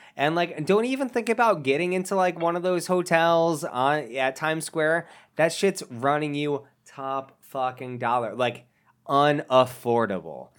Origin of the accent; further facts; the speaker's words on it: Massachusetts, United States; I live in Massachusetts, but I live on the other side of Massachusetts. We're like, whenever somebody hears I'm from Massachusetts